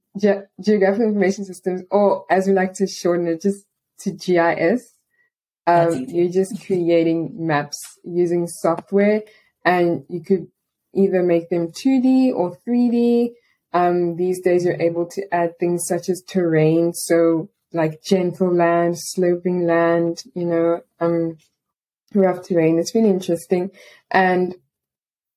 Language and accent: English; Port Elizabeth, Eastern Cape, South Africa; I'm a student and English teacher from Port Elizabeth, which is a small city on the coast of South Africa.